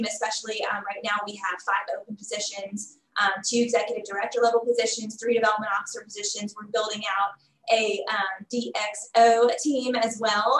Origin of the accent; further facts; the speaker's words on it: Huntsville, Alabama, United States; moved away as an adult; also born or lived in Auburn, Alabama; now in Little Rock, United States; I'm from Huntsville, Alabama, and had moved to Auburn for college, and had been there 17 years